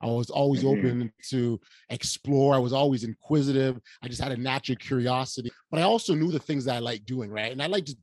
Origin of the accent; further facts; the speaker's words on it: Toronto, Ontario, Canada; we're two nobodies from Toronto